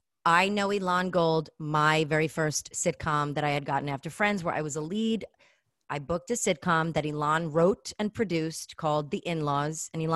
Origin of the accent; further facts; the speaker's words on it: New York City, New York, United States; the way I grew up in Flatbush when the Orthodox would knock on our door